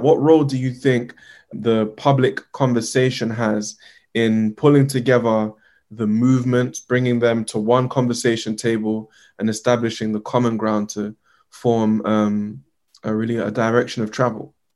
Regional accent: Uganda; I'm from Uganda

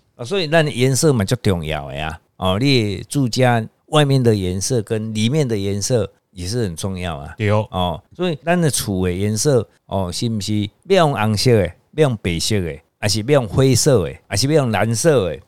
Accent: Taiwan; 我是台湾人

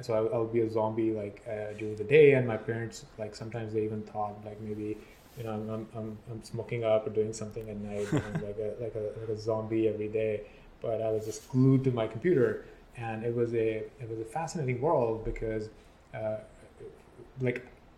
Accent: Pakistan; So I grew up in a small city in Pakistan. It's right next to Islamabad.

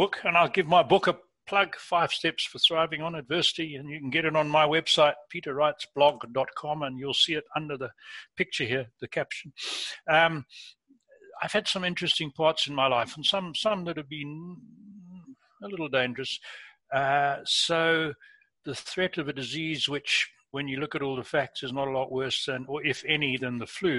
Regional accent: England, United Kingdom; moved away; I was born in England, been back many times as an adult

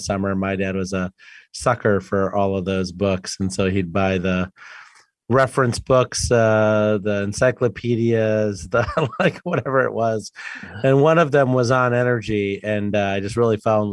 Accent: Sterling, Illinois, United States; I grew up in rural Illinois, Sterling, Illinois, about 2 hours west of Chicago.

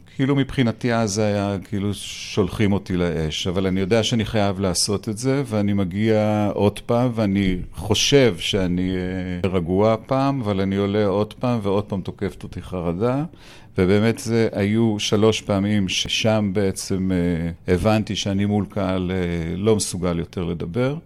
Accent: Tel Aviv, Tel Aviv District, Israel; אני בכלל גדלתי בשכונה כזו של כל מיני אה, רמטכ"לים וכל מיני אה, אנשי מוסד באפקה

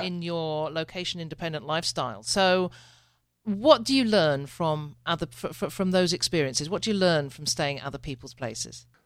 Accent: United Kingdom; I'm a Brit

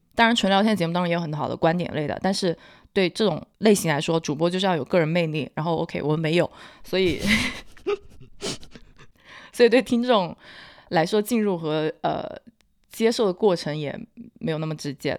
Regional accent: Hunan, China; accent: Hunan; 我不算湖南口音，我是湖南，湖南人的通病，就是 L N 不分

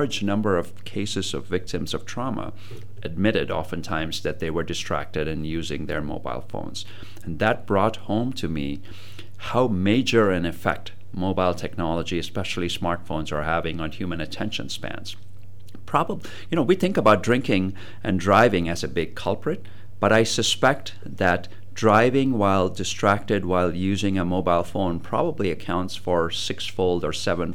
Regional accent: Chennai, Tamil Nadu, India; moved away as an adult; now in United States; I grew up in South India

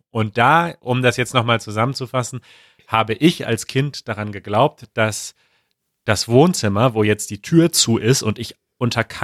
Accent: Germany; wir kommen aus Westdeutschland und da macht es Sinn

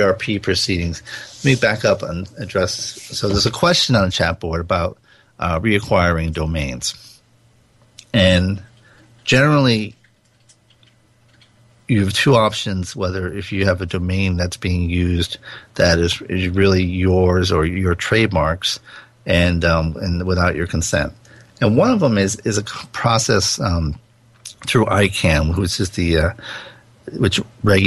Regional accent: Rhode Island, United States; I grew up in Rhode Island

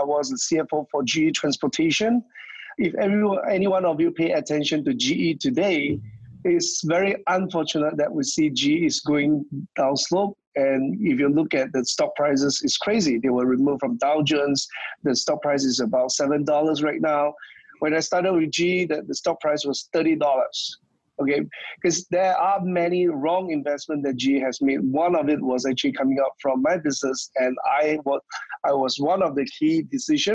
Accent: Malaysia; moved away; I'm actually originally from Malaysia

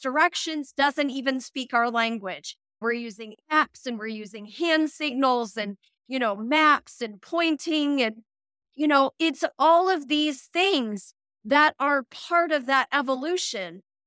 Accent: United States; moved away as an adult; the same alphabet that I am used to from the United States

